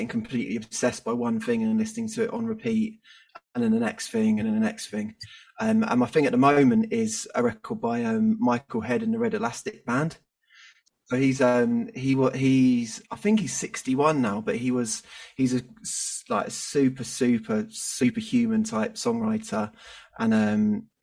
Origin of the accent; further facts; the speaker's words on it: England, United Kingdom; I'm typical English.